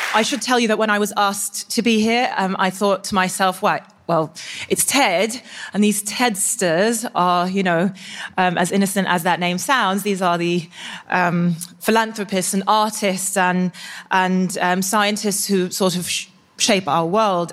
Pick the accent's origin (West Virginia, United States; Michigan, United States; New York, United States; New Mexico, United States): New York, United States; New York City; I do speak the Queen's English because I am from Queens, New York